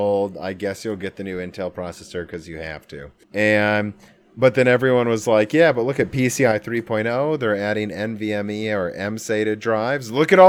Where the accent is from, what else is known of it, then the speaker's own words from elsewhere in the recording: Midwest, United States; well, we're from the Midwest, so we're all coal miners, right, Dan?